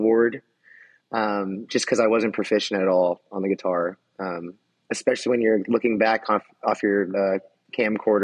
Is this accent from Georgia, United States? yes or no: no; Dallas, Texas, United States; I grew up in Lake Highlands, Texas, so just kind of central Dallas area.